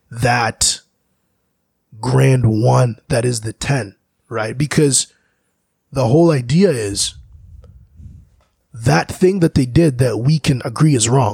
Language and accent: English; DR Congo; My home country, Congo, mm-hmm. is a great example of how the mineral that's so important for these electronics to run